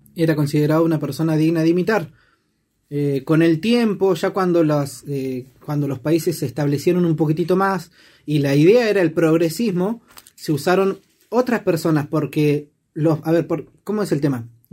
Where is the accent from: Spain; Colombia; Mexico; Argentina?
Argentina; los billetes que teníamos acá en Argentina